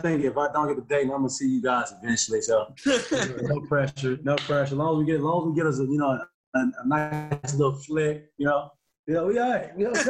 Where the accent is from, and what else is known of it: southern Illinois, United States